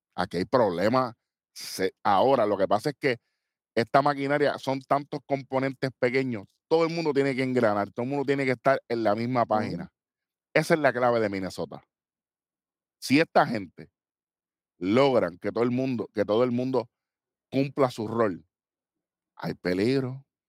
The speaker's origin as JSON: {"language": "Spanish", "country": "Puerto Rico", "said": "somos puertorriqueños."}